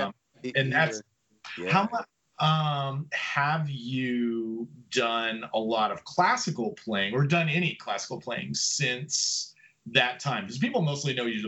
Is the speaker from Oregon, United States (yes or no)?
no; Erie, Pennsylvania, United States; moved away as an adult; now in Detroit, United States; growing up in Pennsylvania, I grew up in Erie, which is up in the north corner.